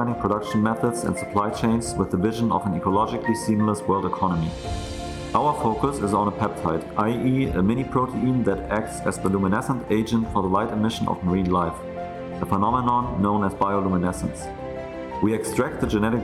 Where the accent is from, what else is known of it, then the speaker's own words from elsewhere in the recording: Hamburg, Germany; we are both from Hamburg